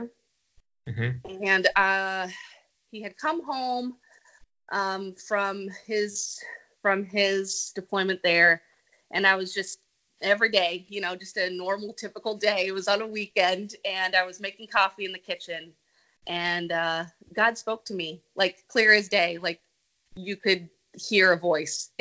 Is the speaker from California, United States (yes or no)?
yes; California, United States; moved away as an adult; I grew up in California